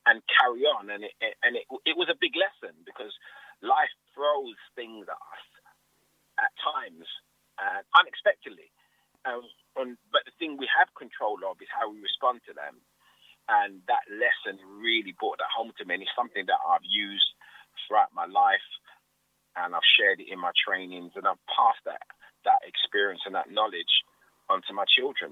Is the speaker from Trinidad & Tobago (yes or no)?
no; London, United Kingdom; I grew up in Hackney. I was born in Hackney Hospital.